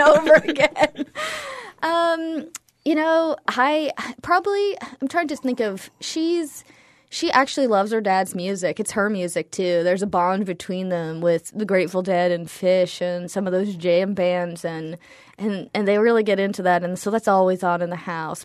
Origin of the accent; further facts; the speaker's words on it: New England, United States; I grew up predominantly in New England.